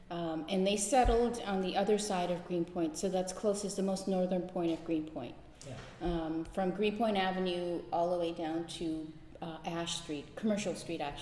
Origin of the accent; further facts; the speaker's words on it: Guyana; born there; I was born in Guyana, South America.